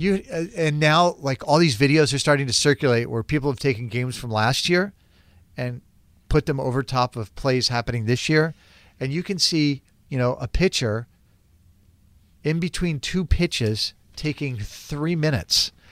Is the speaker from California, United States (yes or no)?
no; Florida, United States; moved away as an adult; I grew up in Florida, and I lived in Florida for a long time